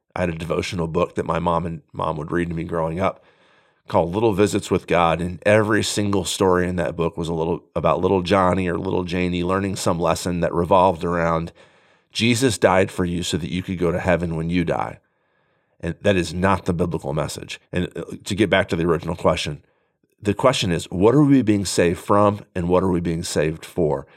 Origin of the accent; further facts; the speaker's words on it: United States; as contemporary American Christians